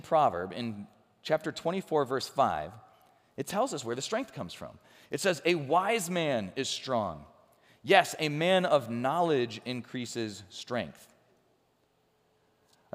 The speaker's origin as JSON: {"language": "English", "town": "Chicago", "region": "Illinois", "country": "United States", "tie": "born or raised there", "moved": "yes", "said": "I grew up around Chicago"}